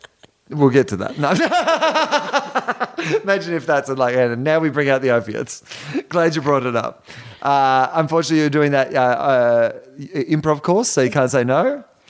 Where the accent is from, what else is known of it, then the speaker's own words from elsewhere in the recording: Australia; now in Los Angeles, United States; I've come from Australia.